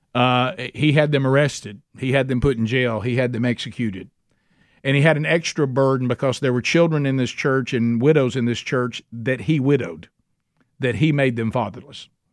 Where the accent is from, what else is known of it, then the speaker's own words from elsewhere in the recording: Alabama, United States; I'm from Alabama